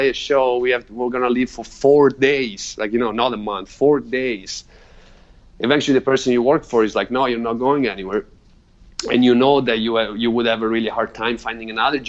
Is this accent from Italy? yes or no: yes; Italy; moved away; I grew up in Italy.